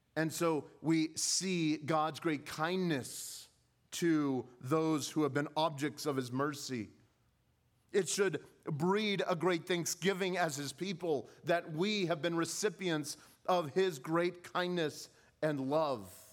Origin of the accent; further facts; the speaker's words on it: Southern California, United States; growing up in California, I uh, was accustomed to seeing the wildfires on the hills